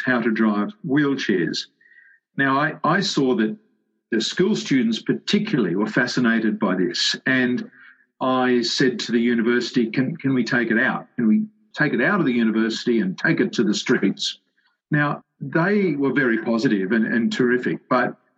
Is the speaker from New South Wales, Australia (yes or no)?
yes; Sydney, New South Wales, Australia; I grew up in the western suburbs of Sydney